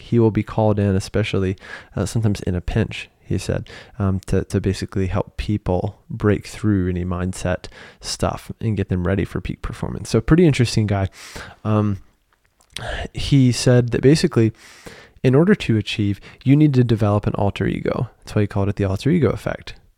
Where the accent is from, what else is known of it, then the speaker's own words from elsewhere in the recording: United States; moved away as an adult; now in Paris, France; being an American living in Paris